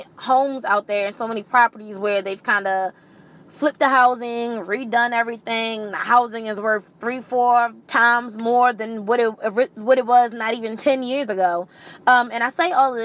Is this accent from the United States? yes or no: yes; Maryland, United States; I am literally born and bred in Marilyn.